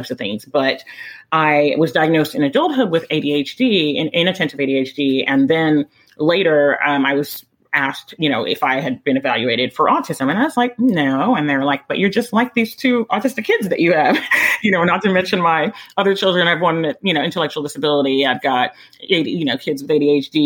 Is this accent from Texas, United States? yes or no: yes; Texas, United States; born or raised there; also born or lived in Midwest, United States